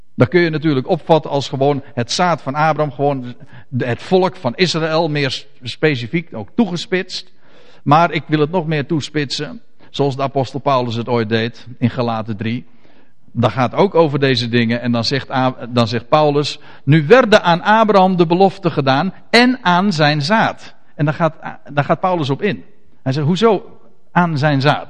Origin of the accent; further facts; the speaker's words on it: Netherlands; ons als Nederlanders